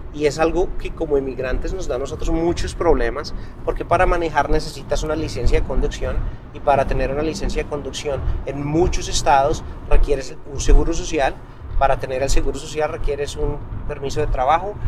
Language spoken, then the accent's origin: Spanish; Colombia; moved away as an adult; now in United States; como colombiano viviendo aquí